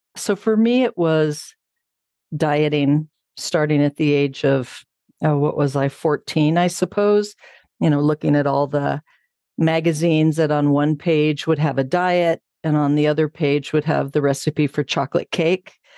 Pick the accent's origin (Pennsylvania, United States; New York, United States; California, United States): California, United States; Southern; moved away as an adult; now in Bozeman, United States; I grew up in Southern California